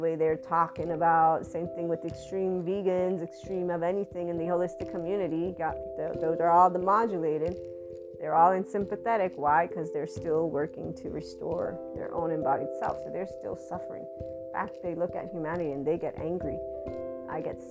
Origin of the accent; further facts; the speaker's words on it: United States; I'm an American Italian white woman